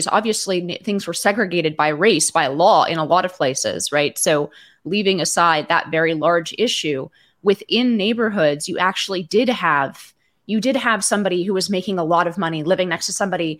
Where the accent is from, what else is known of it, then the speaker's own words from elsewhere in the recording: Palo Alto, California, United States; I grew up in Palo Alto, California